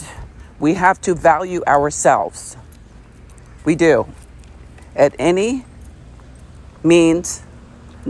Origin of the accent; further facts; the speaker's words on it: United States; our country, the United States